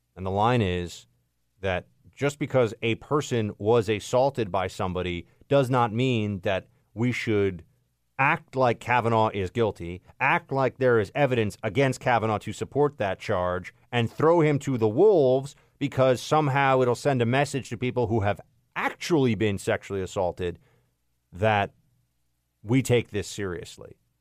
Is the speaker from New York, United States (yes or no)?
yes; New York City, New York, United States; moved away; I grew up in New York City